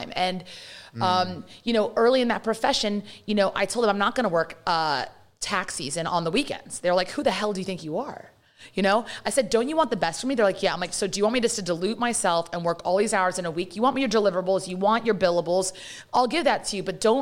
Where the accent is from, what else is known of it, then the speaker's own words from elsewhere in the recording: London, United Kingdom; accent: British; now in United States; I'm born and raised in London, and my parents brought us here